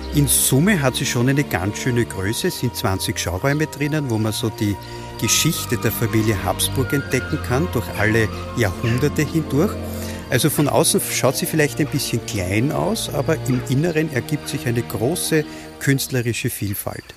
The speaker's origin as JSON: {"language": "German", "country": "Austria", "said": "hier bei uns in Österreich"}